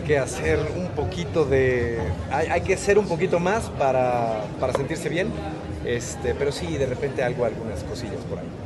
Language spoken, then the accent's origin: Spanish; Mexico; como mexicanos